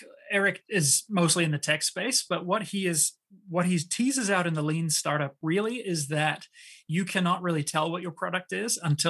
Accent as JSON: {"language": "English", "country": "New Zealand", "tie": "born or raised there", "also_born_or_lived": "South Pacific / France / Switzerland", "said": "So I was born in New Zealand, and I did kind of grow up in New Zealand, but I grew up all over the South Pacific. I lived in France and Switzerland."}